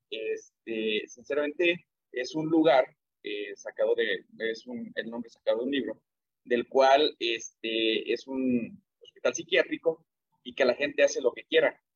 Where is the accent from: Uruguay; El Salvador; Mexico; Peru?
Mexico; Ocotlán, Jalisco; nosotros somos aquí de Ocotlán